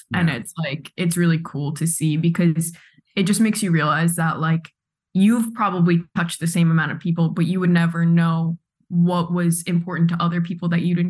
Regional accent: Pearl River, New York, United States; For anyone who knows Pearl River, it really just is like everyone's from Ireland, a few people from England. I'm 100% Irish

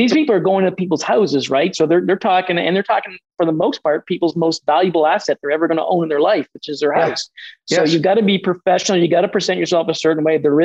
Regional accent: Atlantic Canada, Canada; as Atlantic Canadians

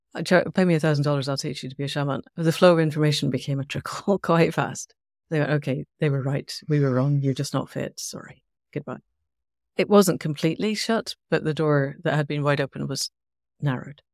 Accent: Scotland, United Kingdom; I'm Scottish. I was in Scotland at the time.

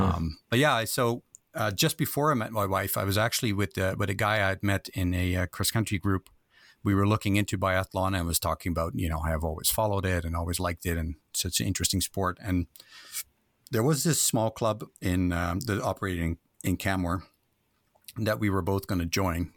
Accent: Netherlands; moved away as an adult; I was born in Holland, in a small little town, uh, Eiselmeiden. And, um, lived there for about twenty years

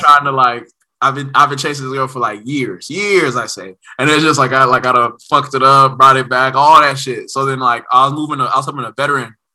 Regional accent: Oakland, California, United States; Nigeria inside the house and then Oakland outside

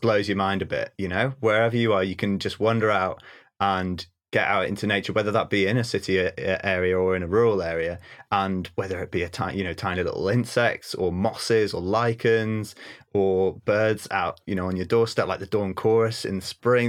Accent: North Wales, United Kingdom; also born or lived in Bardsey Island; I'm from North Wales originally and s, have spent half of my life on a tiny little island off the Llun Peninsula

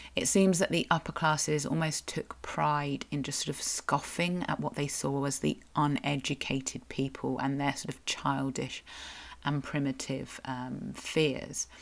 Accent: Cornwall, South West England, United Kingdom; I'm a Cornish writer, blogger

